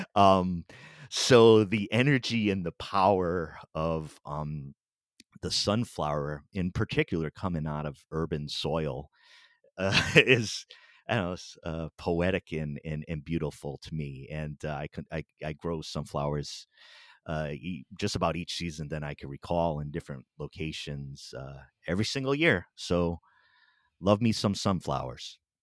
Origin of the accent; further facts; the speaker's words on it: Pawtucket, Rhode Island, United States; I grew up in Pawtucket, Rhode Island